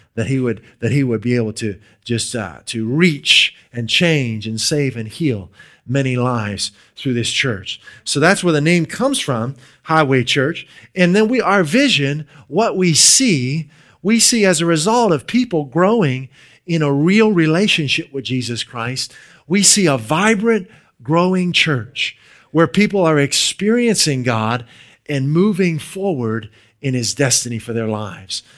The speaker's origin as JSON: {"language": "English", "area": "near Pittsburgh", "region": "Western Pennsylvania", "country": "United States", "moved": "as an adult", "lives_now": "New England, United States", "said": "We're originally from Western Pennsylvania. near the Pittsburgh area."}